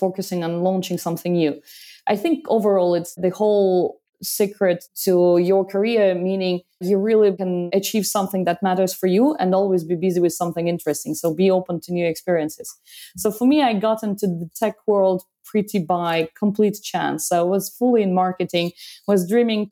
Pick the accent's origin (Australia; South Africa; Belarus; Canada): Belarus; also born or lived in France; now in Paris, France; By origin, I'm from Belarus and it's been a long time. I left the country, did lots of geographies in my life.